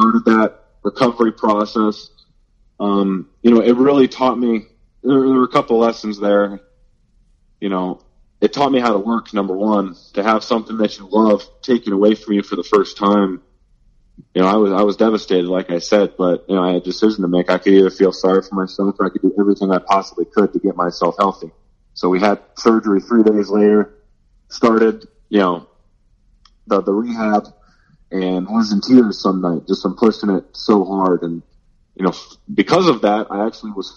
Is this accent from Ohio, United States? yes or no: yes; North Canton, Ohio, United States; I was born and raised in North Canton, so just down the road from the Football Hall of Fame